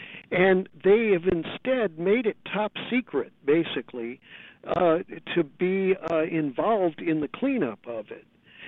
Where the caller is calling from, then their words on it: San Francisco, California, United States; I'm calling you from San Francisco, a group called Abalone Alliance Safe Energy Clearinghouse.